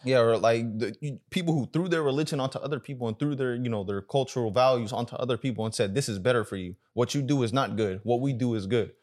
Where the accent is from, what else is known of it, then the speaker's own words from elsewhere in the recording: United States; also born or lived in Sudan; growing up in America